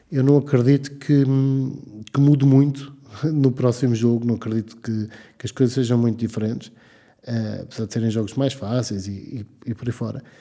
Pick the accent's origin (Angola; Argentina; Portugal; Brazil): Portugal; enquanto adepto da seleção nacional, enquanto português, não, não parece que seja a melhor escolha.